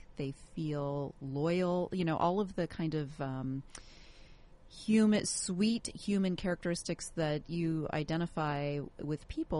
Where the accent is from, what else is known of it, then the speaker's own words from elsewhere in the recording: Seattle, Washington, United States; now in Orange County, United States; I remember when I was growing up in Seattle